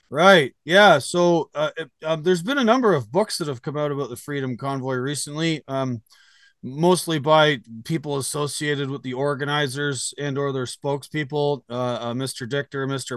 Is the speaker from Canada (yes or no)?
yes; Canada; now in United States; I live in the United States now, but I am Canadian. Um, I, I went home for the first weekend of the protest